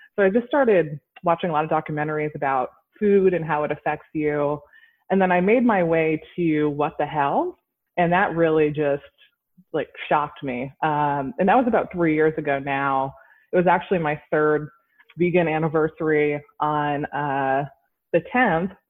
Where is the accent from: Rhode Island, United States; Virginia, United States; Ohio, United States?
Rhode Island, United States; I grew up in Rhode Island, which is like the ocean state.